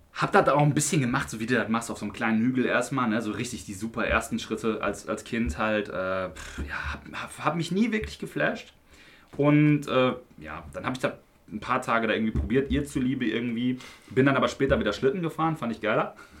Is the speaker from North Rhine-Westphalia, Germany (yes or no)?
yes; Unna, North Rhine-Westphalia, Germany; Unna Lünern, ja, damit ihr mal wisst, wo ich herkomme